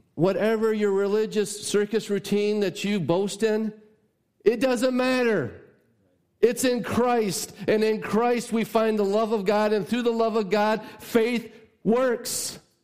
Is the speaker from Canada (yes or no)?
no; United States; as an American